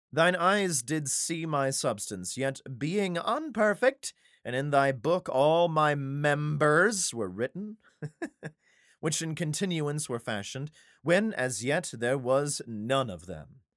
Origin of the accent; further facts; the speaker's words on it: Idaho, United States; I was raised in Idaho